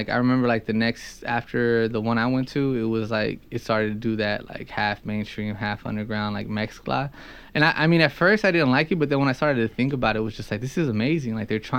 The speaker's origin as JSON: {"language": "English", "town": "Los Angeles", "region": "California", "country": "United States", "tie": "born or raised there", "said": "I grew up rapping around Lemur Park and like that."}